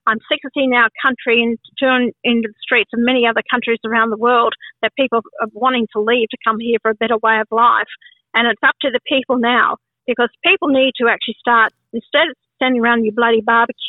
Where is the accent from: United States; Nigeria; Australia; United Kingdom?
Australia; I am an Australian born here. This is my country